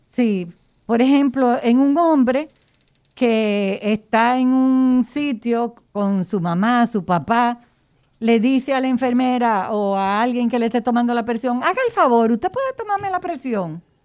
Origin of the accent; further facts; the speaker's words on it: Dominican Republic; de raza como nosotros los dominicanos que tenemos el negro atrás de la oreja